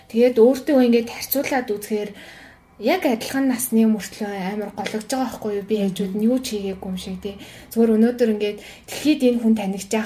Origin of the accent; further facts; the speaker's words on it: Mongolia; би ямар гоё газар амьдарч байгаа юм бэ те ямар сайхан эх орондоо байгаа юм бэ